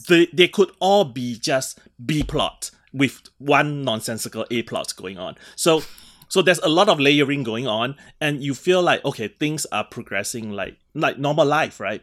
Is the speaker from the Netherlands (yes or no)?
no; Singapore; moved away; I grew up in Singapore